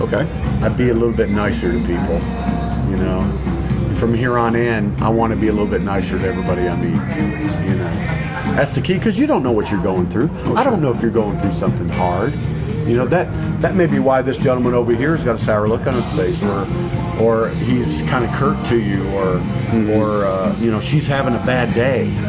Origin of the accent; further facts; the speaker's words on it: London, Kentucky, United States; also born or lived in Detroit, Michigan; now in Florida, United States; even though I was born in Detroit, but I was raised in Kentucky.